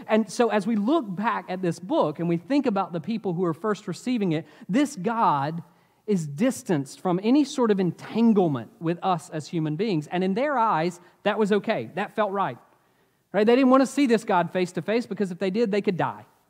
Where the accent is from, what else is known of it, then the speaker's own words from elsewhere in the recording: Asheville, North Carolina, United States; I grew up in Asheville